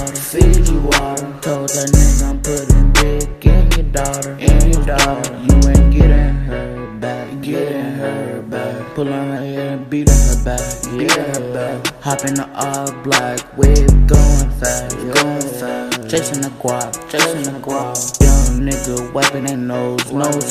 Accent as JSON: {"language": "English", "region": "Texas", "country": "United States", "said": "I'm from Texas."}